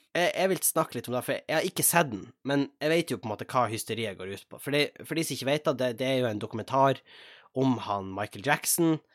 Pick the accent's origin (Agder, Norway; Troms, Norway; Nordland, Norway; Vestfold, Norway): Nordland, Norway; Tjongsfjord; da Rosendal-nummeret som jeg hadde hjemme i Tjongsfjord